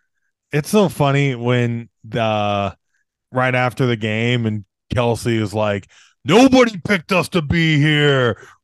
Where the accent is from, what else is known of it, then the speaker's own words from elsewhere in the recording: Iowa, United States; growing up in Iowa.